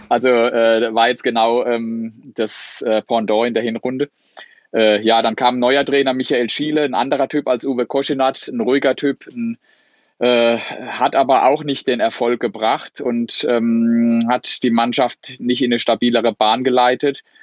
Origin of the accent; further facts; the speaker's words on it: Sandhausen, Baden-Württemberg, Germany; wohne in Sandhausen, bin hier groß geworden